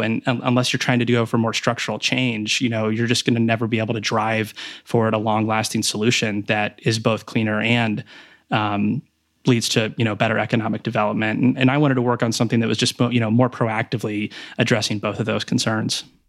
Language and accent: English; Riesel, Texas, United States; moved away as an adult; also born or lived in Houston, Texas / Tulsa, Oklahoma / Stanford, California; I was born in Houston, Texas, um, but then when I was in kindergarten, we actually moved back to my dad's hometown, um, which is a rural part of Texas, Riesel, Texas, near Waco